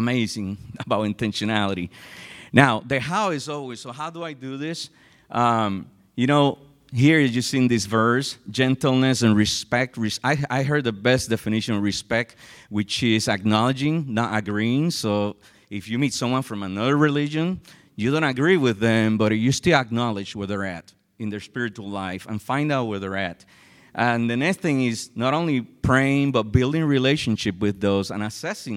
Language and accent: English; San Juan, Puerto Rico; moved away; I'm originally from San Juan, Puerto Rico